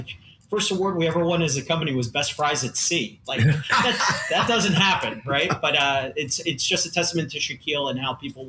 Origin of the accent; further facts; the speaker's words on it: Long Island, New York, United States; Exactly. I lost it living in the Midwest. I'm a New Yorker. I grew up on Long Island, right?